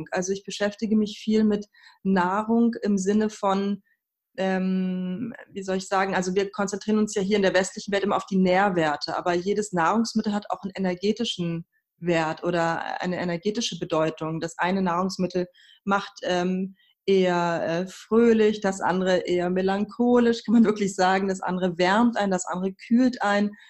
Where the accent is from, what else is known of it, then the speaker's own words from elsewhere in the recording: Berlin, Germany; also born or lived in Tehran, Iran; Ich bin in Teheran geboren und in Berlin aufgewachsen.